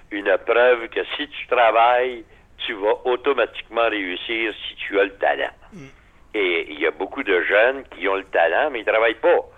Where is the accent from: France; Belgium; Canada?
Canada; Quebec; chez nous, dans le Québec, en entier